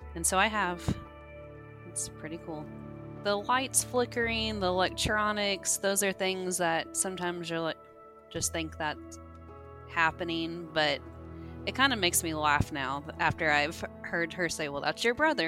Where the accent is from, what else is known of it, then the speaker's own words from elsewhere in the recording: Evansville, Indiana, United States; I'm from Evansville, Indiana